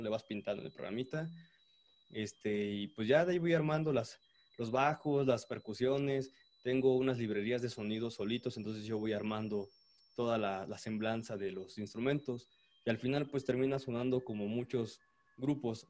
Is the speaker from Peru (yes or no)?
no; State of Mexico, Mexico; now in Puebla, Mexico; mi familia es del Estado de México, pero del lado poniente, o sea, ya rumbo a Ixtapan